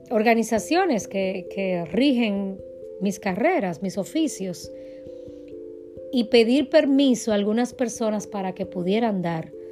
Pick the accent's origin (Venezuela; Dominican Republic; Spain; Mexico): Dominican Republic; now in United States; Cuando yo vine de República Dominicana a Estados Unidos